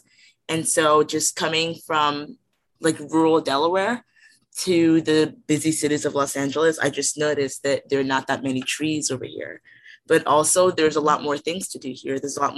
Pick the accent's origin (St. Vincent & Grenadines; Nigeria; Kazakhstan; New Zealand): Nigeria; now in United States; So my whole life, just being in America, I was originally immigrated from Nigeria.